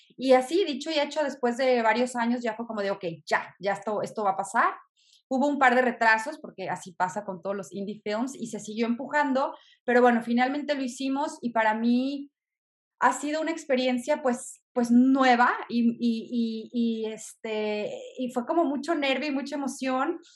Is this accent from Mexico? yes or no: yes; Mexico; yo en lo personal como mujer mexicana